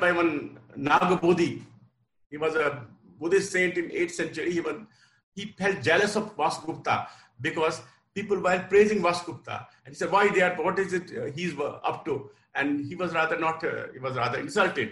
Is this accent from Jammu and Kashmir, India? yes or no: yes; Jammu and Kashmir, India; born and brought up in Kashmir